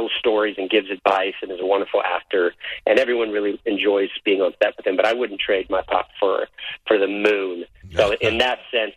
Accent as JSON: {"language": "English", "town": "Carmel", "region": "California", "country": "United States", "tie": "born or raised there", "said": "I was born in Carmel"}